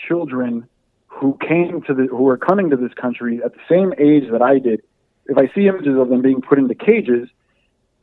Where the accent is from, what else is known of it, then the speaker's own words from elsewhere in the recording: Hialeah, Florida, United States; moved away as an adult; also born or lived in Syracuse; growing up in Hialeah in Miami